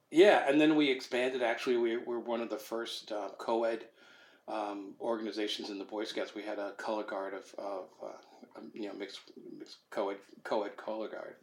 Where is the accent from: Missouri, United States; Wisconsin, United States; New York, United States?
New York, United States; Rockland County; also born or lived in Brooklyn, New York / Connecticut; I was I was born in Brooklyn, New York. My parents moved us out of the city uh, when I was like four years old to an area just north of New York, about 30 miles, called uh, Rockland County